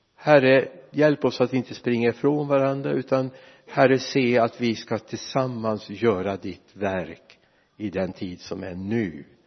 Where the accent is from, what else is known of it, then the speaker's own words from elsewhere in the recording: Mariestad, Västra Götaland, Sweden; moved away; also born or lived in Lidköping; vår hemförsamling hemma i Vänersborg eller i Mariestad